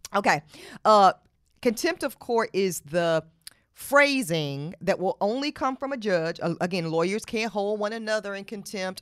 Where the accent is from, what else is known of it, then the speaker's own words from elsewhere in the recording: Charlotte, North Carolina, United States; I'm from Charlotte, North Carolina. I was raised in Charlotte, North Carolina